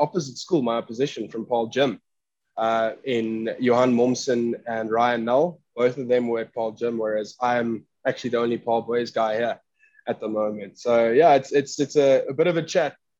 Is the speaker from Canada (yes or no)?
no; Caledon, Western Cape, South Africa; moved away as an adult; also born or lived in Somerset West / Paarl / Stellenbosch; now in Atlanta, United States; I was born in Somerset West. So I grew up in a little town called Caledon.